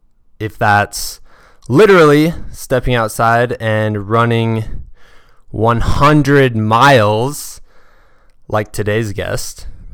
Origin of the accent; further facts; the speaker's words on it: Muscatine, Iowa, United States; She is the only other ultra runner I know from my hometown of Muscatine, Iowa.